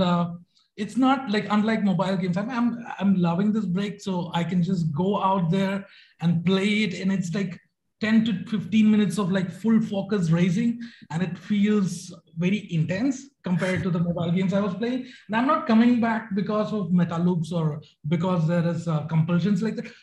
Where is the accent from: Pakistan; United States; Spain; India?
India; Bangalore, Karnataka; I'm from Bangalore, India.